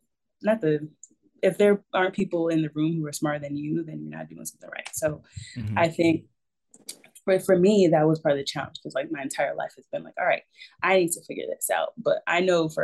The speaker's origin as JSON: {"language": "English", "town": "Raleigh", "region": "North Carolina", "country": "United States", "tie": "born or raised there", "said": "my hometown"}